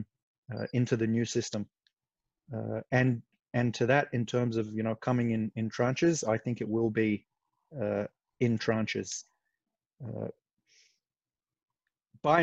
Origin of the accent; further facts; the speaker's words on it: Lebanon; moved away; my home country. So my sister's there now, but I grew up there. It's Lebanon